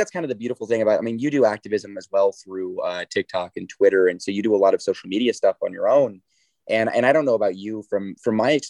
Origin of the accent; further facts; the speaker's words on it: Southern Indiana, United States; I'm from Southern Indiana